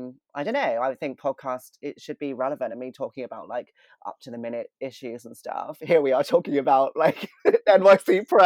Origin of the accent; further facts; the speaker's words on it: United Kingdom; I'm British.